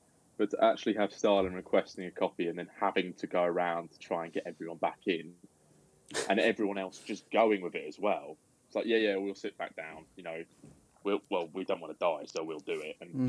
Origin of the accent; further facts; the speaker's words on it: Nottingham, East Midlands, United Kingdom; I was born in Nottingham, but I've kind of been raised in the Midlands.